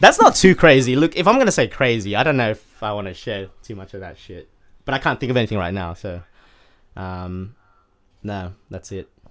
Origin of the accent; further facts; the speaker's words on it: Sydney, New South Wales, Australia; now in United Kingdom; I currently reside in, uh, U K, United Kingdom. Um, I was born in Sydney, Australia